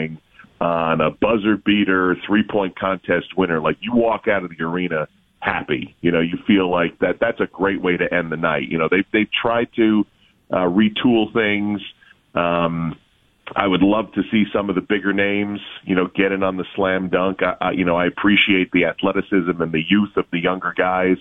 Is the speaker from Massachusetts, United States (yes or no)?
no; Albany, New York, United States; I'm from Albany, New York